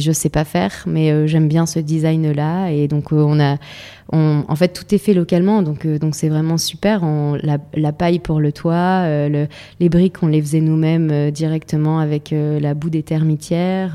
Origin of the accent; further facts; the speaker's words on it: Lille, Hauts-de-France, France; moved away as an adult; also born or lived in Zambia / Pas-de-Calais; je suis de Lille, donc je suis une fille euh, citadine à la base